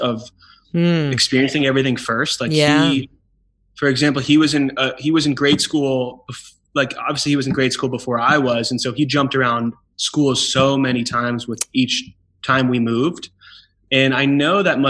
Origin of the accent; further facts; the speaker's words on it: Georgia, United States; first language Hebrew; English is a second language; also born or lived in Israel / California / Beacon, New York; I was raised in Georgia